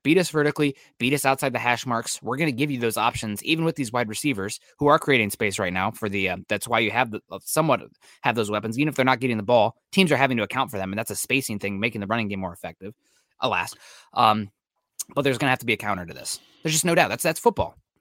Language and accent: English; Iowa, United States; moved away; my hometown in Iowa